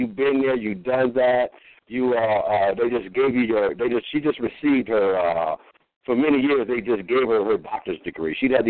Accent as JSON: {"language": "English", "region": "California", "country": "United States", "tie": "born there", "said": "But I was really born on Figueroa Road, so I know about all that game."}